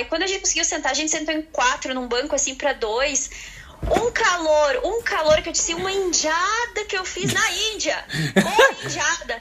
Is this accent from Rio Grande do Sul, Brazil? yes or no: yes; Erechim, Rio Grande do Sul, Brazil; moved away as an adult; also born or lived in Dongguan, China; now in Cork, Ireland; Erechim, que eu vim lá do, do Brasil